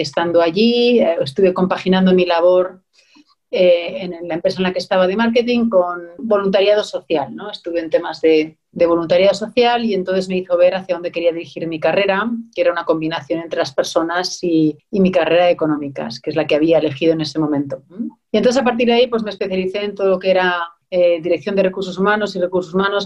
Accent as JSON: {"language": "Spanish", "country": "Spain", "also_born_or_lived": "Germany / Scotland", "moved": "as an adult"}